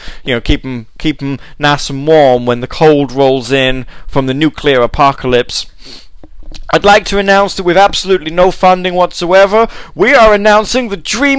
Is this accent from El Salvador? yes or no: no; United Kingdom; I'm British and not American